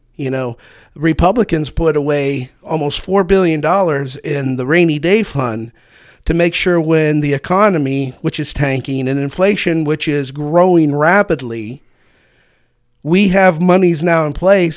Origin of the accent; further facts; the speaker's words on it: Kersey, Pennsylvania, United States; also born or lived in Treasure Lake, Clearfield County; I was born and raised in Toby Valley, which is a, quote, suburb of Kersey